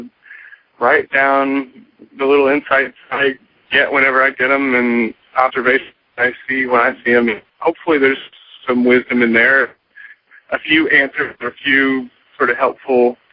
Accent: Austin, Texas, United States; also born or lived in Charlottesville, Virginia; I grew up in Austin, but I'd lived in Charlottesville for about 5 years, and I just moved back to Austin

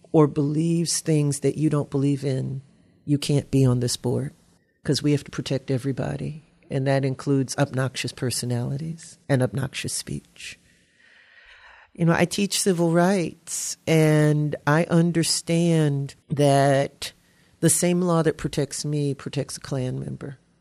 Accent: Louisiana, United States; also born or lived in Ohio; now in Eau Claire, United States; I'm from Louisiana. We don't pronounce anything properly

